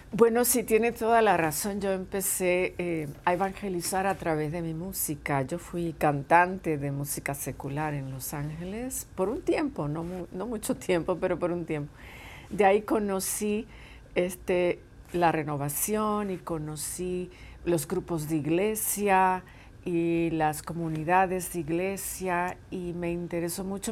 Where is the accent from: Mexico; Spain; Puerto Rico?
Puerto Rico; now in California, United States; tengo muchos lazos con mi, con mi isla, con mi país de origen.